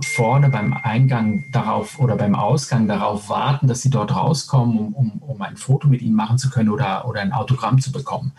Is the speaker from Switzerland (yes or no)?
yes; Switzerland; moved away as an adult; also born or lived in Spain; geborener äh, Spanier, aufgewachsen in der Schweiz mit italienischen Nachbarn